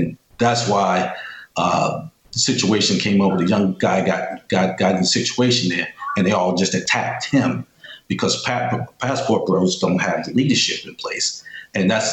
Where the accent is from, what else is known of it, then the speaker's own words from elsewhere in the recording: New York City, New York, United States; moved away as an adult; also born or lived in Amherst, New York / Arizona; I was born in New York City in the Bronx, and I went to high school upstate New York in Amherst, New York